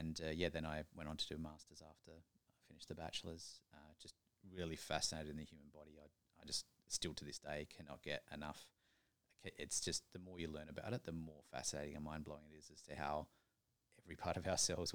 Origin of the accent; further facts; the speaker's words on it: Adelaide, South Australia, Australia; Adelaide, actually. Down the bottom in the middle.